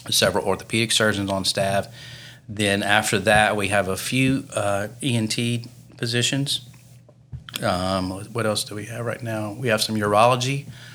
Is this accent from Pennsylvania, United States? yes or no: no; Pride, Louisiana, United States; now in Lafayette, United States; I grew up near Baton Rouge, a small town called Pride, Louisiana